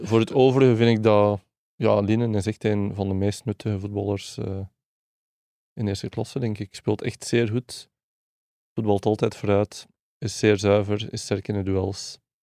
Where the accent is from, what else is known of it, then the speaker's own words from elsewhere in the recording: West Flanders, Belgium; ik ben zelf een West-Vlaming